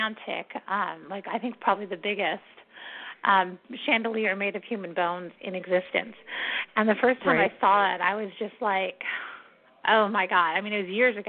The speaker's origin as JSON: {"language": "English", "town": "San Diego", "region": "California", "country": "United States", "said": "I'm from San Diego"}